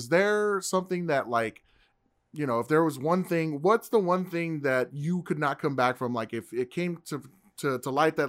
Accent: Texas, United States; as a fucking red-blooded American citizen, Texan

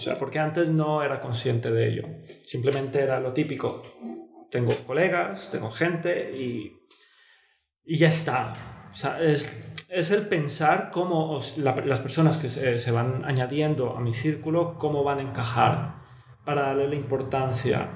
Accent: Bogotá, Colombia; moved away; yo nací en Bogotá, es una familia muy tradicional

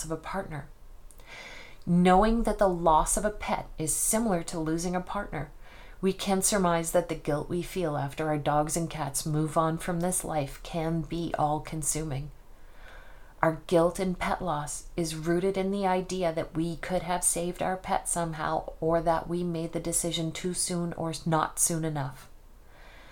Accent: Nova Scotia, Canada; now in Spokane, United States; I didn't go home to Nova Scotia from Spokane, Washington more often

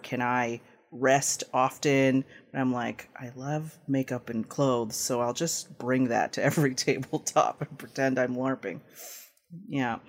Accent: Toronto, Ontario, Canada; also born or lived in Philippines; I was born there, and I was raised in Tirana in Canada

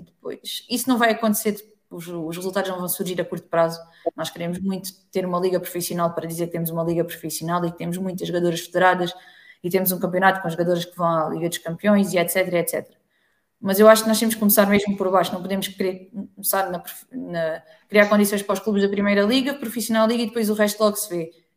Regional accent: Alentejo, Portugal; Eu sou do Alentejo

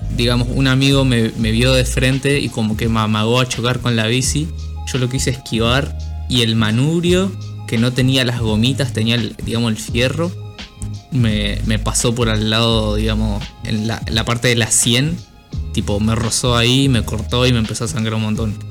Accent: Argentina; soy argentino

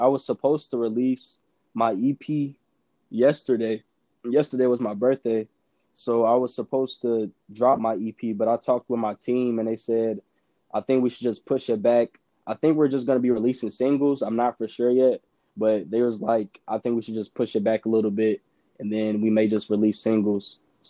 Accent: Indiana, United States; I'm from Indiana. So it's a lot of people that I messed with back in the day in high school.

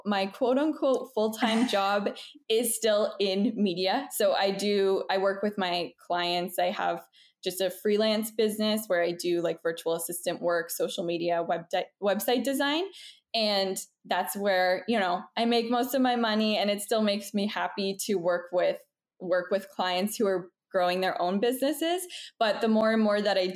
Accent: Toronto, Ontario, Canada; moved away as an adult; now in Montreal, Canada; I'm originally from Toronto, Canada, but we moved to Montreal, Quebec last year in October.

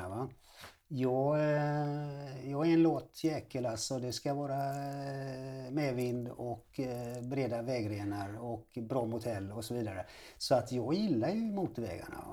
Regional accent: Gothenburg, Västra Götaland, Sweden; jag är född i Göteborg alltså och eh, uppvuxen i Göteborg

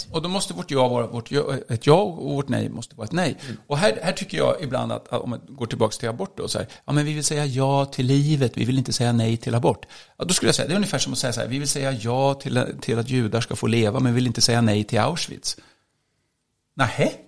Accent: Sweden; Jag är ganska svensk

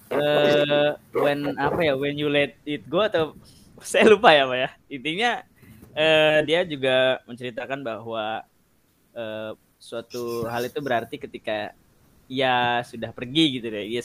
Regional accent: South Jakarta, Jakarta, Indonesia; now in Colorado, United States; Jadi sekarang di Colorado cuma lagi ini pak. Dulu tuh iya, pak, saya dari Jakarta Selatan.

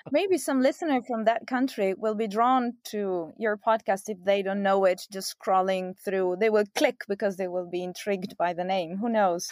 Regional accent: Italy; moved away as an adult; also born or lived in Belgium / United States; now in Rome, Italy; I'm Italian

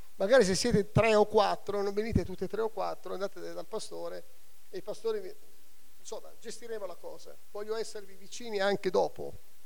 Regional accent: Catania, Sicily, Italy; C'ho la mamma napoletana sotto il Vesuvio. E sono nata a Catania sotto l'altro vulcano

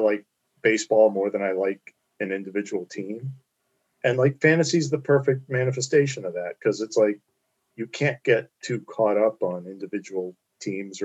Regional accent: Kemp Mill, Maryland, United States; growing up in Kent Mill

